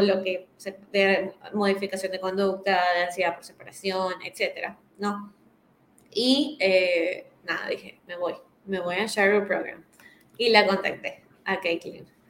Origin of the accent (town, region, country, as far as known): Ecuador